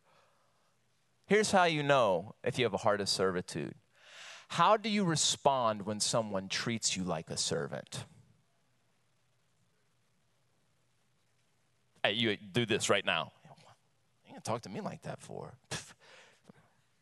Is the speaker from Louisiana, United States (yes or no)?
yes; Jennings, Louisiana, United States; both born and raised in Louisiana